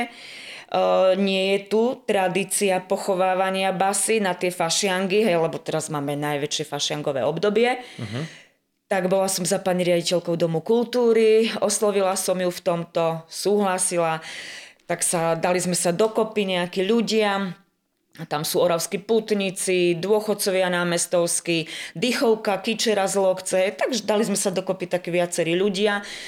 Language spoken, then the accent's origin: Slovak; Tekovské Nemce, Nitra Region, Slovakia; moved away as an adult; now in Orava, Slovakia; Ja pochádzam z obce Tekovské Nemce, to je pri Zlatých Moravciach